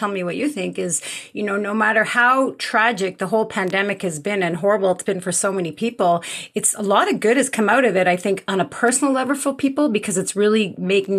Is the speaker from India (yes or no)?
no; Montreal, Quebec, Canada; now in Calgary, Canada; I'm living in Calgary, but I'm originally from Montreal